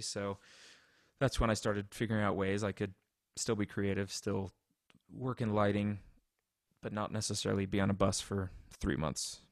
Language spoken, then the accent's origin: English; Colorado, United States; also born or lived in Indianapolis; I was born in Colorado, grew up here